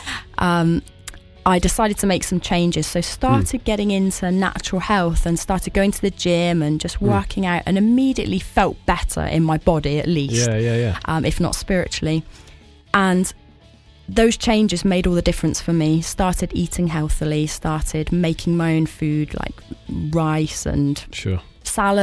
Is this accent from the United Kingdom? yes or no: yes; Cornwall, South West England, United Kingdom; I grew up in Cornwall